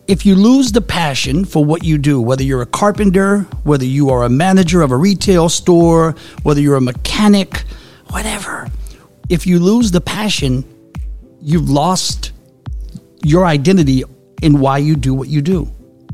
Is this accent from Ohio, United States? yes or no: no; New Orleans, Louisiana, United States; moved away; also born or lived in Phoenix / Sacramento / Fresno / Las Vegas; Born and raised in New Orleans.